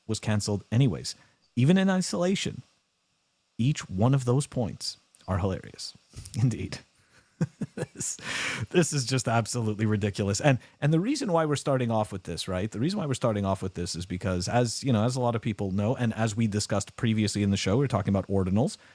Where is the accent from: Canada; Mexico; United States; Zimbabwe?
Canada; I'm from Canada